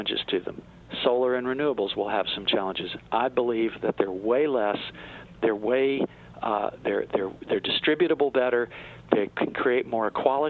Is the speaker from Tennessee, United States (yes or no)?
yes; Tennessee, United States; I'm from Tennessee